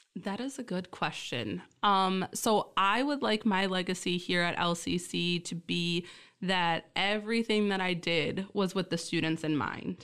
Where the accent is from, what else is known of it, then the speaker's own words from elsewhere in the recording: Essexville, Michigan, United States; also born or lived in Key Largo, Florida; only lived there a short while and then was born and raised in Essexville, Michigan